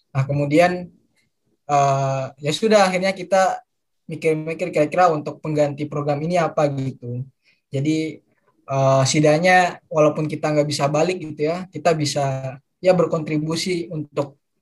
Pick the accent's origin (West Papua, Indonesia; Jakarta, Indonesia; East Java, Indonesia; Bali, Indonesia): West Papua, Indonesia; Manokwari; moved away as an adult; now in Yogyakarta, Indonesia; Dulu aku dari kecil dari lahir di Manokwari, Papua Barat